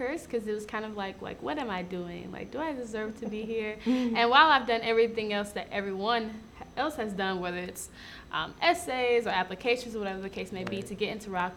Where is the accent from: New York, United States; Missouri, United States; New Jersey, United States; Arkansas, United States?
Missouri, United States; St. Louis; I'm originally from St. Louis, Missouri